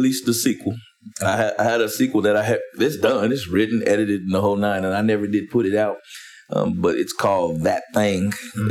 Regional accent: Wichita, Kansas, United States; also born or lived in Atlanta; I'm from Wichita, Kansas

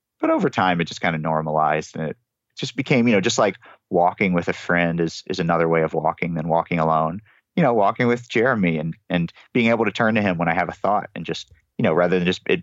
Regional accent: United States; now in New York, United States; a white guy growing up in America

